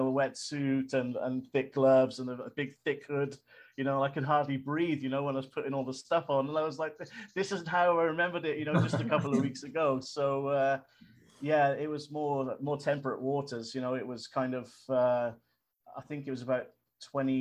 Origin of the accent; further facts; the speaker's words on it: Chepstow, Wales, United Kingdom; moved away as an adult; also born or lived in Australia / Utila, Honduras / Maldives / Palau; now in Puerto Galera, Philippines; I was born in Chepstow